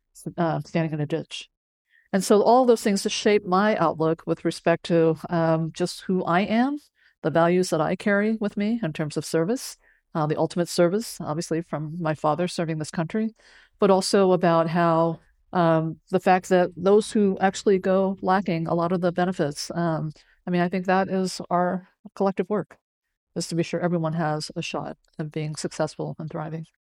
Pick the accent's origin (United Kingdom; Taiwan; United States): United States; San Francisco, California; English is a second language; when I was growing up on the west side of San Francisco